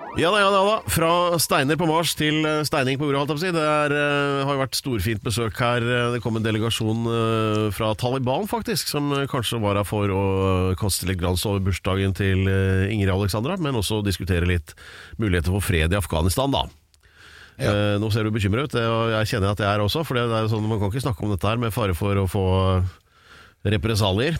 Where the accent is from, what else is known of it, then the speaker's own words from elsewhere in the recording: Oslo, Norway; jeg er født på Aker sjukehus